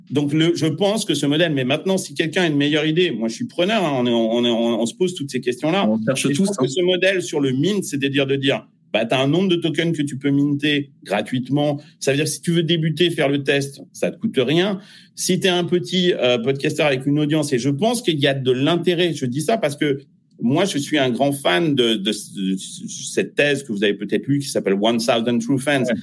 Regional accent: France; Euh, je suis français, mais je fais de la musique pour le monde entier.

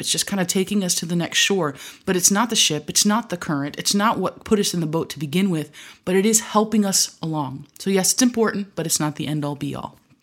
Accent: Michigan, United States; growing up in Michigan

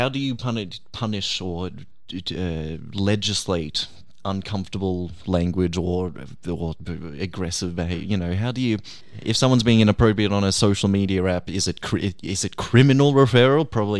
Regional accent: Canada; He's from the UK and I'm from Canada, but we were both backpacking.

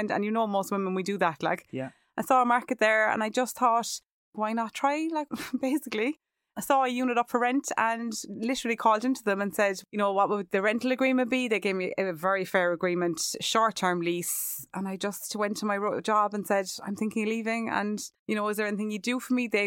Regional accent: Cork, Munster, Ireland; moved away as an adult; now in Charleville, Ireland; And then I had moved to Charleville. Obviously, I'm from Cork City. Huge change for me.

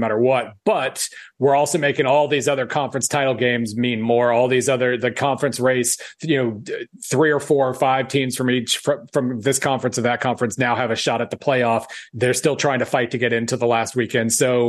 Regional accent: Oklahoma, United States; now in Missouri, United States; I grew up in Oklahoma.

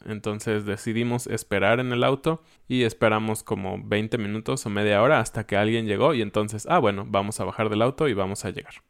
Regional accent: Mexico; como todos éramos o somos mexicanos

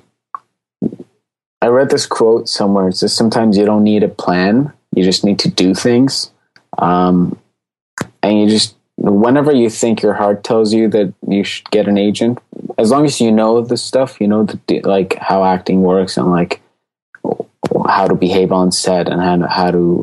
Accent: Newmarket, Ontario, Canada; I'm from Newmarket.

